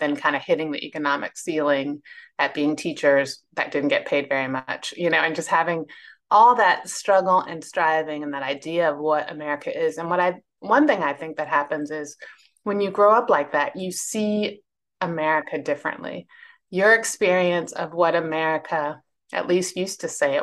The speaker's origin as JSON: {"language": "English", "region": "Northern Virginia", "country": "United States", "tie": "born or raised there", "also_born_or_lived": "Lexington, South Carolina", "lives_now": "Charlottesville, United States", "said": "I was born in Virginia, which is still the South, but it's like I was born in Northern Virginia, which doesn't think of itself as the South. I live in Charlottesville now"}